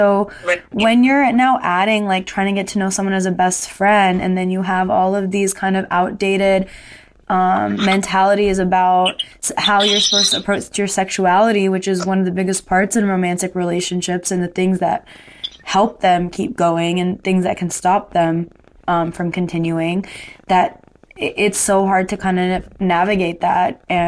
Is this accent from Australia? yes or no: no; Dubai, United Arab Emirates; Like, I grew up in Dubai. I grew up in a Muslim country, so that stuff, like chaperone dates, was for sure happening.